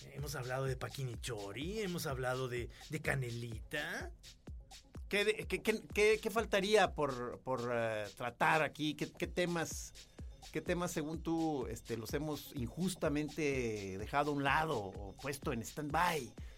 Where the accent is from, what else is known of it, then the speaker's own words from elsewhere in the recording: Guadalajara, Jalisco, Mexico; somos de Guadalajara